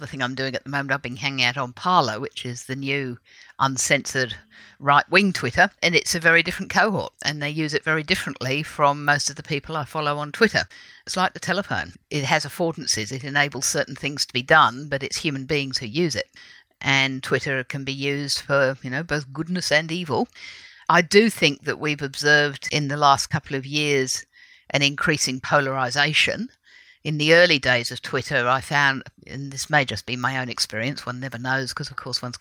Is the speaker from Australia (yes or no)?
yes; Adelaide, South Australia, Australia; born or raised there; also born or lived in United Kingdom